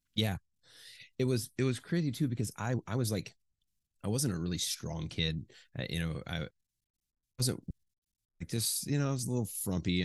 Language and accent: English; Chicago, Illinois, United States; moved away as an adult; also born or lived in Ohio / Indiana / Michigan; from fourth grade on, basically I grew up in the suburbs of Chicago.